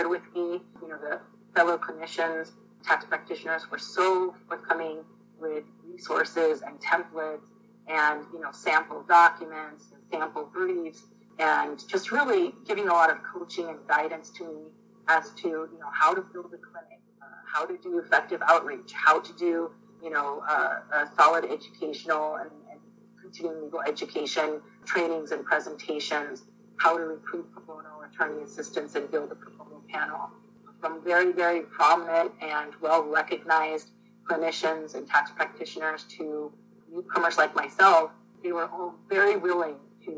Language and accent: English; Florida, United States; also born or lived in Jaffna, Sri Lanka / California; We moved to Florida to a small farming town